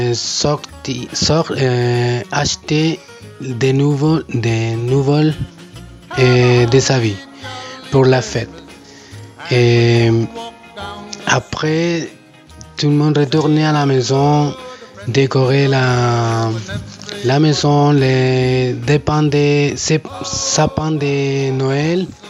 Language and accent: French; Chile; moved away as an adult; now in Switzerland; je suis né en Chili, j'ai 39 ans, j'habite en Suisse depuis 3 euh, ans.